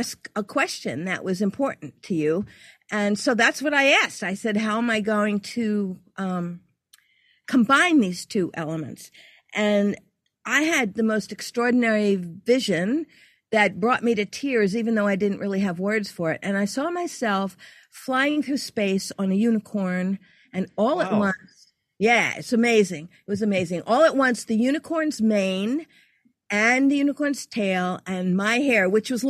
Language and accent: English; New York City, New York, United States; moved away as an adult; also born or lived in Louisiana / Virginia Beach; I'm from New York